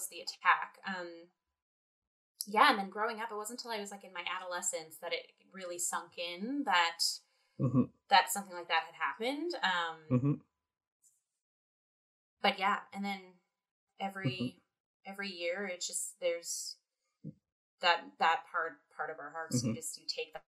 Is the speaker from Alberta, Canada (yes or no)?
no; Windsor, Ontario, Canada; I grew up in Windsor, Ontario, so I'm a border city kid.